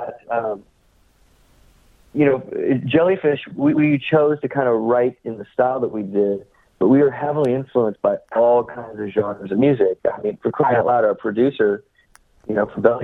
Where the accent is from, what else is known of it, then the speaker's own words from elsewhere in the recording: San Francisco suburb, California, United States; growing up in the San Francisco suburb that we did